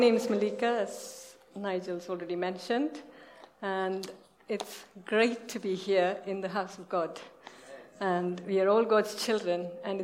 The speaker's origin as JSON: {"language": "English", "country": "India", "moved": "yes", "said": "we are from India"}